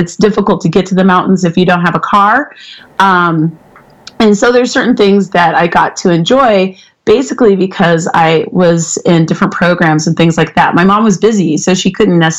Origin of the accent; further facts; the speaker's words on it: Boulder, Colorado, United States; now in Denver, United States; I live in Denver now, but I grew up in Boulder.